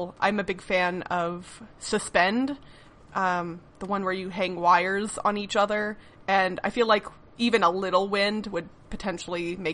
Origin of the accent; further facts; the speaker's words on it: Midwest, United States; I grew up in the Midwest